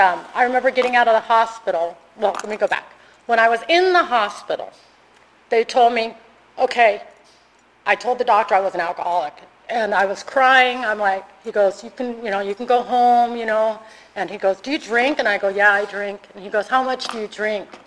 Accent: California, United States; moved away as an adult; now in Arizona, United States; I'm originally from California

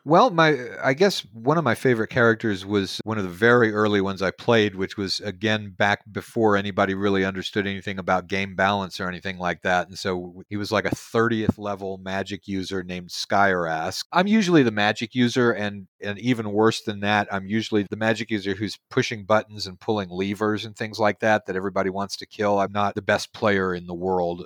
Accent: Houston, Texas, United States; now in Cottonwood, United States; I'm from Houston, Texas originally.

